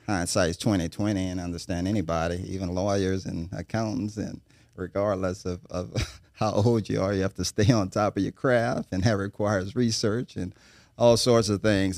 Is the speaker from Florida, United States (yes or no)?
no; New Orleans, Louisiana, United States; now in Baton Rouge, United States; born and raised in New Orleans